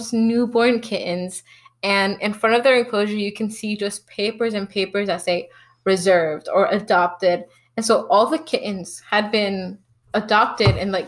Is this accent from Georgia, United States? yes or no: yes; Atlanta, Georgia, United States; also born or lived in Alabama / Mexico; I was born in Alabama, but I moved in to Atlanta when I was, third grade. And before that, I had done a year of schooling in Mexico. But since the third grade, I've been living in Atlanta